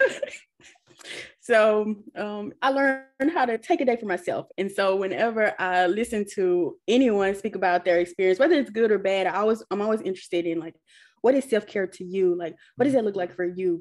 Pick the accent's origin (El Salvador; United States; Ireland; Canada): United States; Ruleville, Mississippi; moved away as an adult; I grew up in Rowville, which is predominantly Black